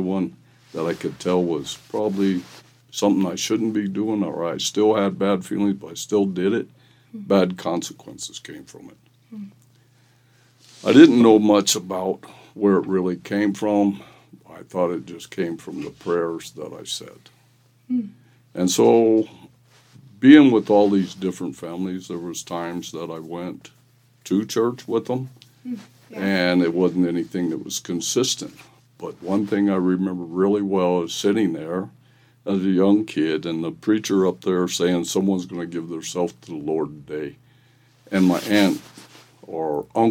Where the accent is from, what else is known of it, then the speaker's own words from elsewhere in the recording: Bonne Terre, Missouri, United States; I was born in Bon Terre, Missouri in 1952, and I grew up in a family that were farmers, stuff like that, and so raised on a farm quite a bit